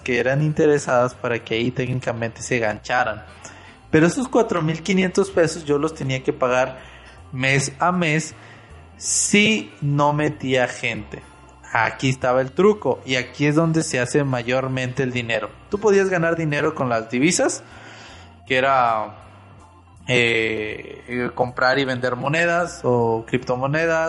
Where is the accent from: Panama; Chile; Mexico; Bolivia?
Mexico; Monterrey, Nuevo León; yo soy de Monterrey